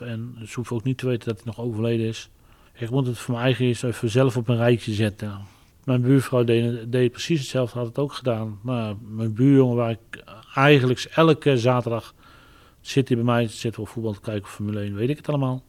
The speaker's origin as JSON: {"language": "Dutch", "town": "Barneveld", "region": "Gelderland", "country": "Netherlands", "said": "ik ben geen Amsterdammer, ik ben echt een Barnevelder."}